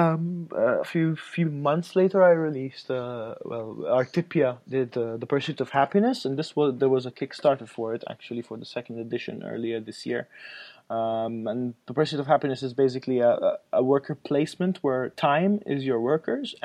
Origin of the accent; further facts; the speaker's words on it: Malta; I'm from Malta, which is a very small island south of Italy